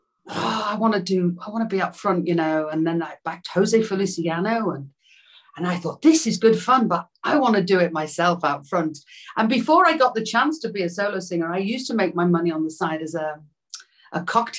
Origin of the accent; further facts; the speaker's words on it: Liverpool, North West England, United Kingdom; I'd had that thing of being a young girl growing up in Liverpool with a Beatle as a cousin